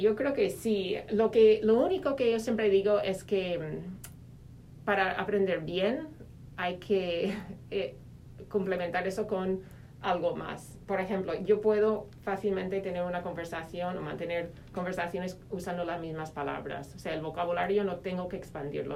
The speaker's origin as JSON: {"language": "Spanish", "region": "Minnesota", "country": "United States", "also_born_or_lived": "Spain / Madrid", "second_language": "Spanish", "moved": "as an adult", "said": "soy eh, de Minnesota, de Estados Unidos"}